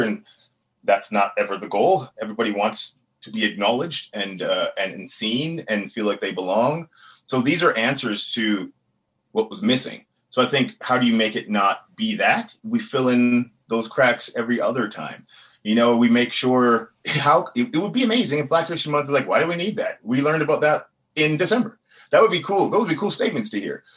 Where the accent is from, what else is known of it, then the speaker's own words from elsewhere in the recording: Edmonton, Alberta, Canada; also born or lived in Amber Valley, Alberta; So home for me was Amber Valley, where my dad was born, now Edmonton.